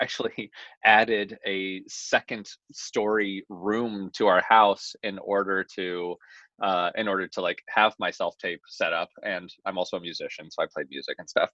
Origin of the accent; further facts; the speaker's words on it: Tennessee, United States; moved away as an adult; also born or lived in New York; I was born in Tennessee.